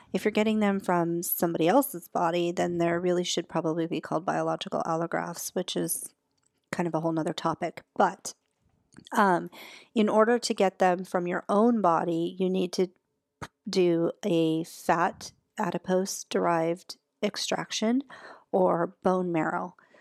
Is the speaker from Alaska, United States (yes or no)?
yes; Alaska, United States; moved away; I'm originally from Alaska